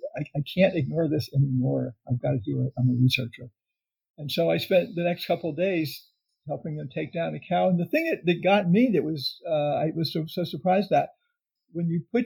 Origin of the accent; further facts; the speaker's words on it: the South, United States; I was raised in the South and fried chicken was a staple